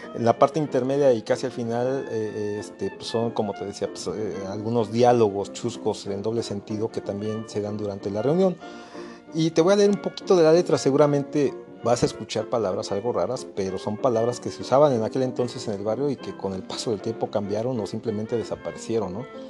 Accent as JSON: {"language": "Spanish", "country": "Mexico", "said": "todos los mexicanos nos identificamos"}